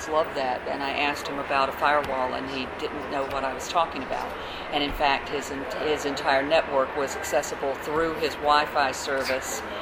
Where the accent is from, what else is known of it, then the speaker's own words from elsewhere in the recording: Tampa, Florida, United States; my hometown of Tampa